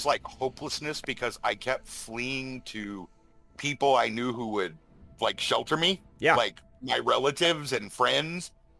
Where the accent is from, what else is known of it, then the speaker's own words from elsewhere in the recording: Texas, United States; I'm from Texas.